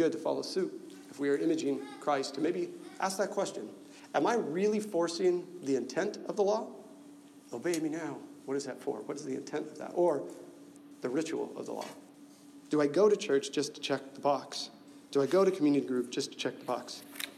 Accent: Nebraska, United States; I'm from Nebraska

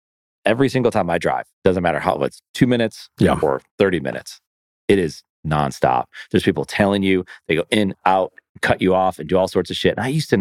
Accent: Buffalo, New York, United States; moved away as an adult; now in Southeast, United States; so I'm from Buffalo.

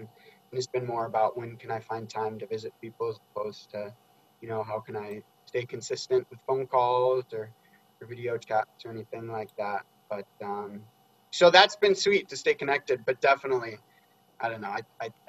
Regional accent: Oregon, United States; moved away; It's been a year and a half or so since I've been down to Oregon to see everybody.

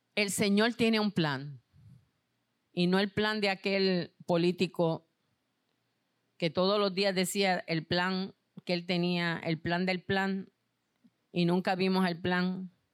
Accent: Puerto Rico; ustedes son parte de este país como yo lo soy

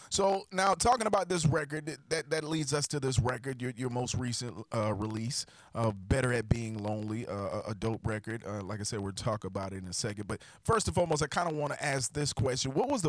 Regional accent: South Carolina, United States; moved away as an adult; now in North Carolina, United States; I lived in South Carolina, navigated to North Carolina on the border of South Carolina for college, and loved North Carolina right across the border, so I stayed.

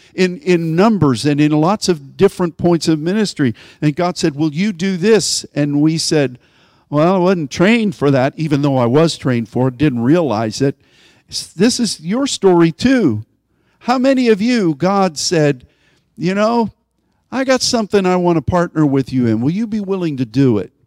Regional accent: Pennsylvania, United States; moved away as an adult; now in Texas, United States; I grew up in Pennsylvania

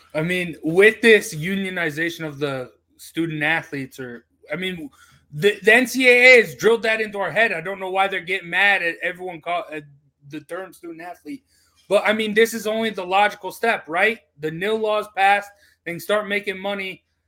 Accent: Utah, United States; I'm from Utah.

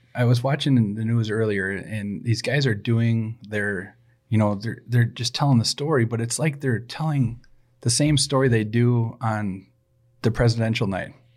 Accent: Saint Paul, Minnesota, United States; born or raised there

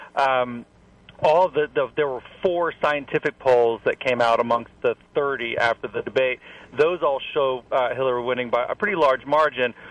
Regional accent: Columbia, South Carolina, United States; I'm from Columbia

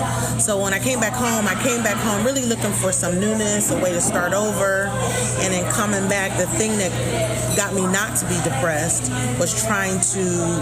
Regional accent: Florida, United States; And it was clear that I was from Florida because my ideas

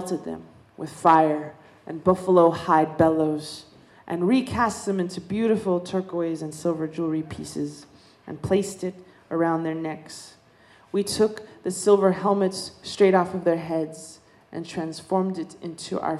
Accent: Dene Nation, American Southwest, United States; I come from the Dene Nation. We come from the desert, you know. We're desert people

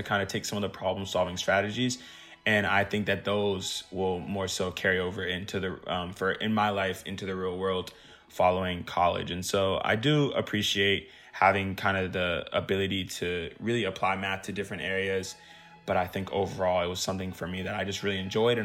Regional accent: Dallas, Texas, United States; I'm from Dallas, Texas

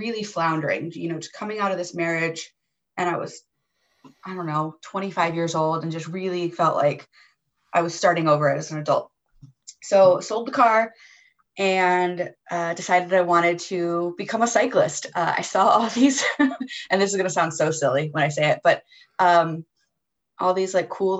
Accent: United States; as an American

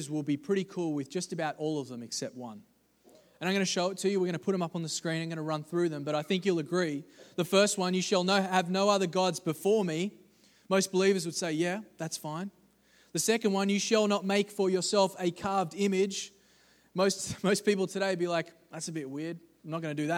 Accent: Australia; I'm from Australia

